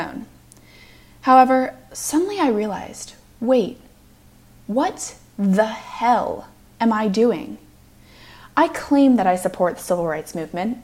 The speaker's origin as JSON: {"language": "English", "town": "Evergreen", "region": "Colorado", "country": "United States", "also_born_or_lived": "Lexington, Virginia / Washington, D.C.", "moved": "as an adult", "said": "I'm from Evergreen, Colorado"}